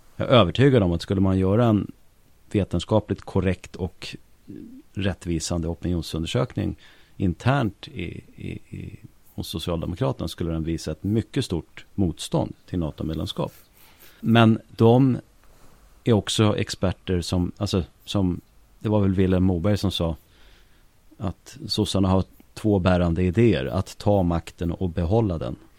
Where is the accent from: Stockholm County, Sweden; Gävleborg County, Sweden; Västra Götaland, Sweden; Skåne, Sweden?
Stockholm County, Sweden; Stockholm; Jag kommer från eh, Hökarängen